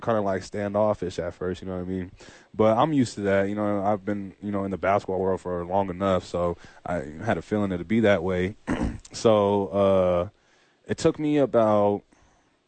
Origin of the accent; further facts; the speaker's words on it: United States; moved away as an adult; also born or lived in Poland; we're from America